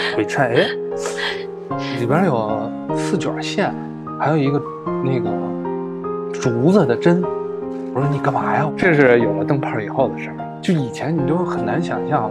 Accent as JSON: {"language": "Chinese", "region": "Beijing", "country": "China", "said": "我是北京人"}